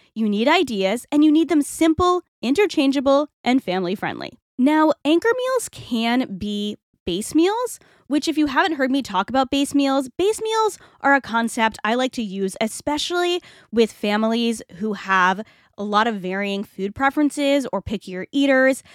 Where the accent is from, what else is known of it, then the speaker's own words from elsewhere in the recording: Rhode Island, United States; I'm from Rhode Island